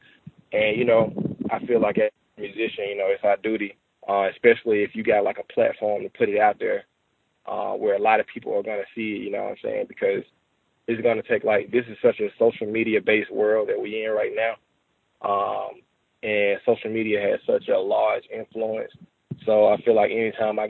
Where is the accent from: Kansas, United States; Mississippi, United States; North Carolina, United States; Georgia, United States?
Mississippi, United States; Jackson; I'm from Jackson, Mississippi